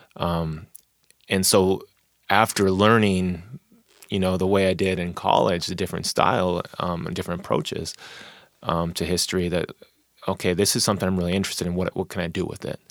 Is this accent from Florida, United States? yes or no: no; Tacoma, Washington, United States; born or raised there; also born or lived in Wichita, Kansas